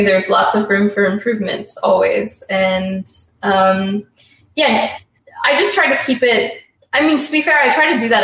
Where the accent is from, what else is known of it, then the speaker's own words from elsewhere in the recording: Canada; being Canadian